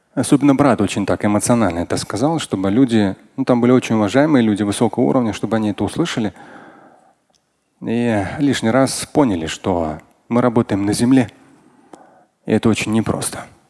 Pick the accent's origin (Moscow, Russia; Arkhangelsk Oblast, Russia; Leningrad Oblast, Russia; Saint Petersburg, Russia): Moscow, Russia; как москвич, я родился в Москве